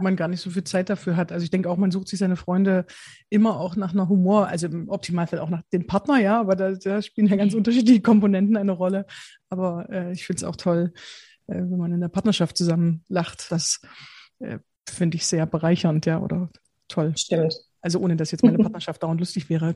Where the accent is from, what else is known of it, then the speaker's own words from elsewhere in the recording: Bitterfeld-Wolfen, Saxony-Anhalt, Germany; moved away; ich komme ich komme ursprünglich aus Sachsen-Anhalt, äh, Bitterfeld-Wolfen